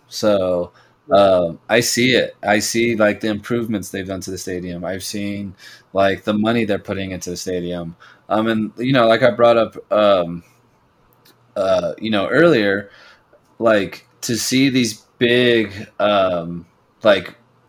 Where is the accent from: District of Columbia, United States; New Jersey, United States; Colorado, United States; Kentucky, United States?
Colorado, United States; Denver; I am from Denver